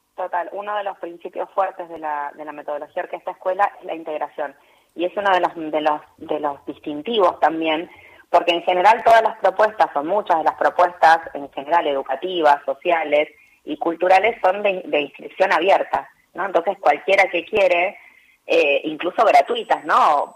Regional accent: Chascomús, Buenos Aires Province, Argentina; en Chascomús, en mi pueblo

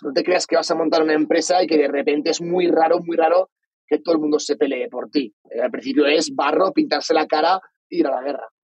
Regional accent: Valencia, Valencian Community, Spain; moved away as an adult; also born or lived in Australia; soy de Valencia, una ciudad, la tercera ciudad más grande de España

